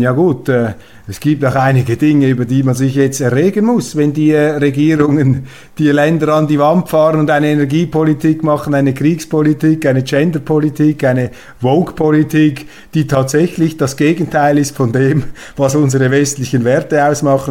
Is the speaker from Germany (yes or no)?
no; Switzerland; als Schweizer